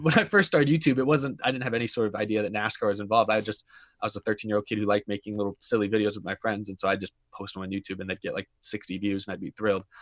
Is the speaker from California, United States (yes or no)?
no; Houston, Texas, United States; I grew up in Houston, Texas